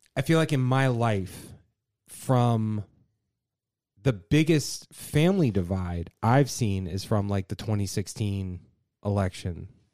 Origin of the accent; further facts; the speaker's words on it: Virginia, United States; growing up in Virginia